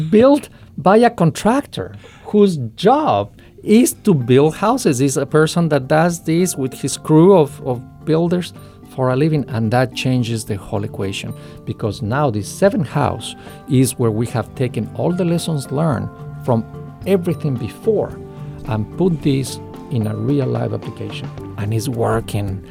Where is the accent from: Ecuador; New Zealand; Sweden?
Ecuador; in Ecuador, uh, my home country